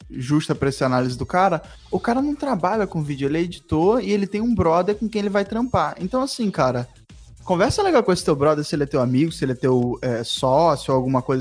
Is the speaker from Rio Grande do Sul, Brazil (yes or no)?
yes; Rio Grande do Sul, Brazil; sou do Rio Grande do Sul.